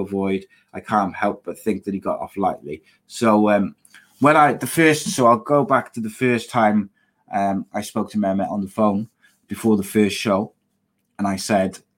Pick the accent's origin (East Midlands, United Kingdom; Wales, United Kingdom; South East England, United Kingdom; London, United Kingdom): Wales, United Kingdom; Welsh; I'm Welsh